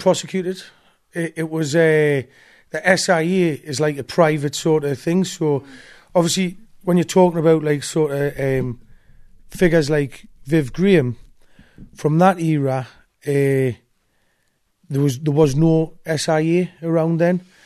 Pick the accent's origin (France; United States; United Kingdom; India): United Kingdom; Newcastle upon Tyne, North East England; At the East End of Newcastle